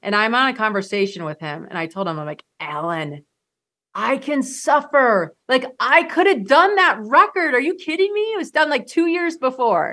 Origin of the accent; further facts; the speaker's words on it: Michigan, United States; I grew up in Michigan